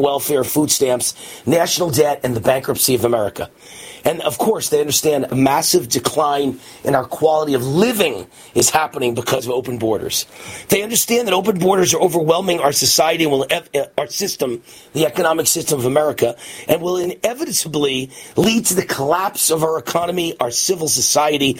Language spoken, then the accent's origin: English; New York, United States; now in Las Vegas, United States; as a kid growing up in New York